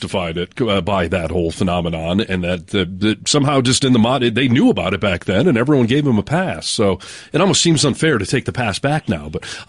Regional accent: Detroit, Michigan, United States; moved away; I came from Michigan, the Detroit area

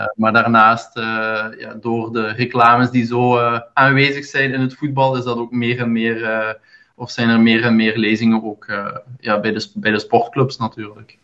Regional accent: Zonhoven, Flanders, Belgium; van Zonhoven eigenlijk. Ah. Is, in de buurt, is in de buurt van Hasselt.

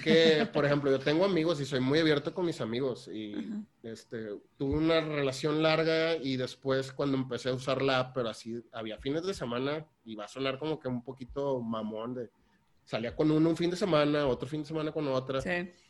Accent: Tampico, Tamaulipas, Mexico; also born or lived in Saltillo / Netherlands; Soy de, Saltillo, pero me criaron en Tampico. Eh, allá trabajo, allá vivo

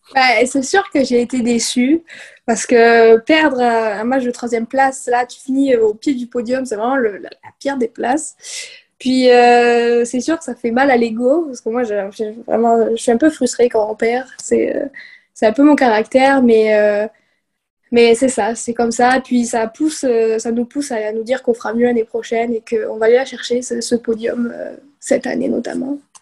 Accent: southwest France, France; moved away as an adult; now in Chicoutimi, Canada; je viens du sud-ouest de la France. Puis euh, dans ce coin-là, ça joue plus au, rugby, notamment. C'est vraiment euh, le rugby, c'est vraiment le sport de, notre coin

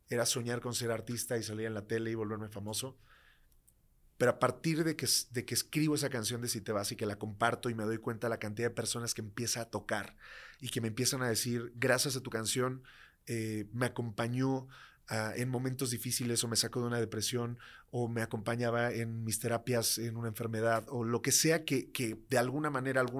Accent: Tlaxcala, Mexico; aunque obviamente soy ultra orgulloso de ser de Tlaxcala, eh, también soy ultra orgulloso de ser mexicano

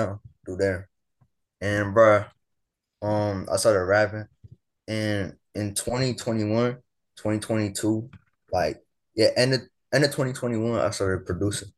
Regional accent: Ottawa, Ontario, Canada; I'm from Ottawa, Ontario, in Canada

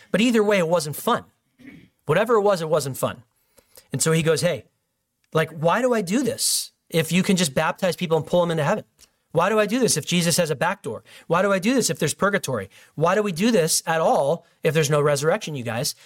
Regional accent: Illinois, United States; In my home state

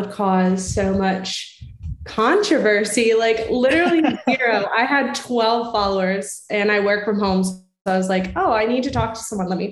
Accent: Virginia, United States; moved away as an adult; also born or lived in Florida / Montana / Alabama; now in Texas, United States; I'm from Virginia originally. I grew up there, went to school there, went to undergrad there.

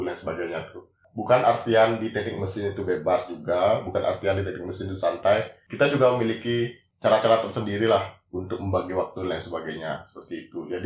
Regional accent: Bali, Indonesia; di mesin itu bukan kayak saya sendiri kan orang Bali ya.

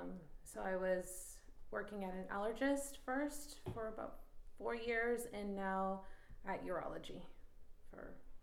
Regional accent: California, United States; And I'm Latina, Mexican. Both my parents are Mexican, and I was born and raised here in California.

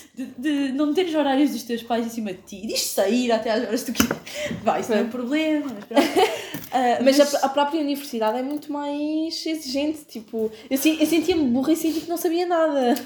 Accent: Lagos, Algarve, Portugal; now in Faro, Portugal; tenho 20 anos, sou de Lagos e estou a estudar Martim em Faro

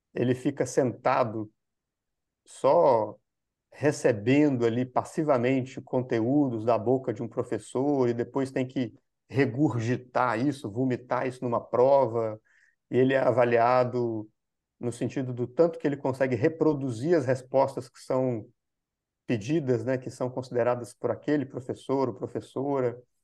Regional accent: Minas Gerais, Brazil; moved away as an adult; also born or lived in São Paulo; eu sou de Minas Gerais, aqui, eu sou brasileiro, uhum. e sou de Minas, que é um estado aqui

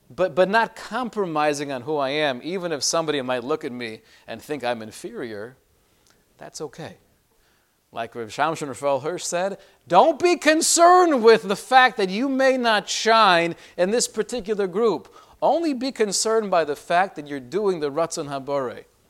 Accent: Los Angeles, California, United States; when I was growing up in L A and I was in high school

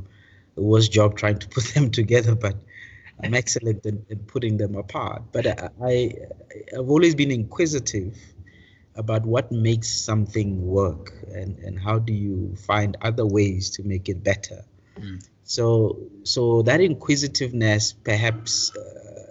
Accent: Daveyton, Gauteng, South Africa; also born or lived in Pretoria; grew up in the East Rand, in Daveyton

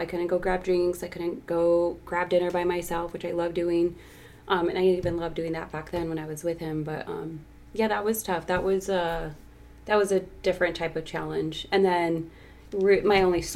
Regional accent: Tucson, Arizona, United States; Born and raised in Tucson, 34 years old, single.

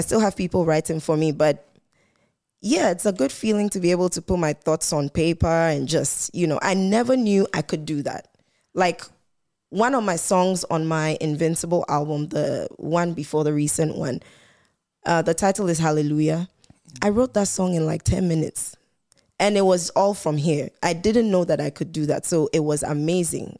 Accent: Volta, Ghana; I'm from the Volta region in Ghana

